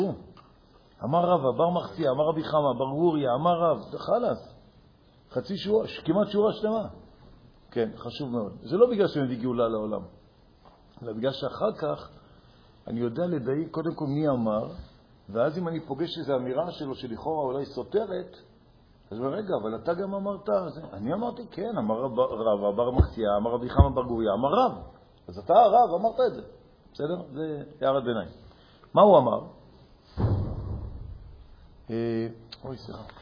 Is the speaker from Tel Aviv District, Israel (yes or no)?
no; Jerusalem, Jerusalem District, Israel; נכון. אני ירושלמי.